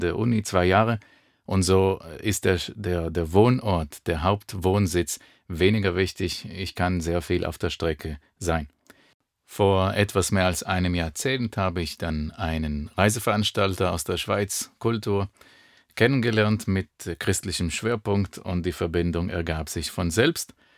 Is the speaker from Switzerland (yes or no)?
no; Israel; German is a second language; moved away as an adult; also born or lived in Germany; ich bin in Israel geboren und aufgewachsen